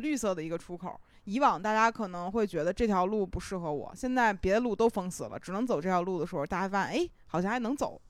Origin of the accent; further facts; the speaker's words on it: Beijing, China; 就是北京，我是在就是东城长大的